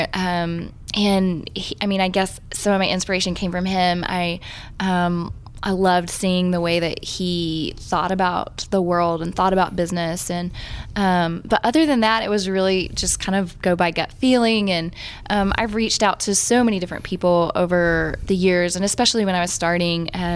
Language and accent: English; Georgia, United States; now in Texas, United States; I'm from the country out in Georgia